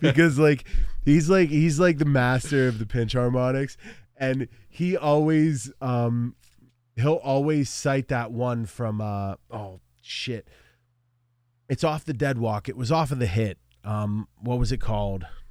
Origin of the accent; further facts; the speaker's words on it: Altoona, Pennsylvania, United States; I'm from Altoona